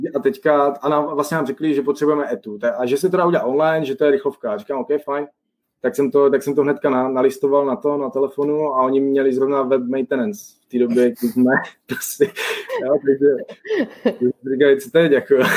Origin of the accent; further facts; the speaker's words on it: Czechia; moved away as an adult; now in Toronto, Canada; my jediní prostě Češi, že s českým pasem